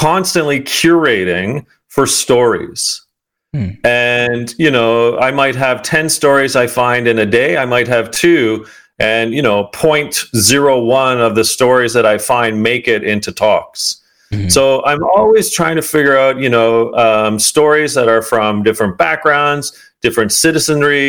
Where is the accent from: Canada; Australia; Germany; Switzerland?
Canada; outside of Toronto, Ontario; I grew up outside of Toronto as a kid